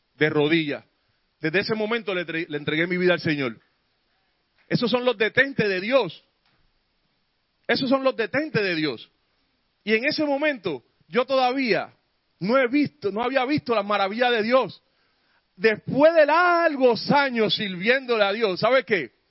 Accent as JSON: {"language": "Spanish", "town": "San Juan", "country": "Puerto Rico", "tie": "born or raised there", "said": "yo me crié en Barrio Obrero y aquella en Puerto Rico"}